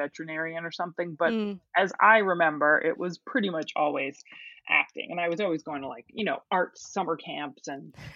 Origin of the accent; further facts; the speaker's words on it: New Jersey, United States; moved away as an adult; also born or lived in Pittsburgh; now in Los Angeles, United States; I grew up in New Jersey.